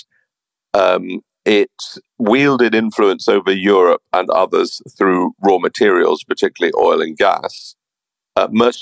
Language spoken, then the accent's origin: English; United Kingdom; as a Brit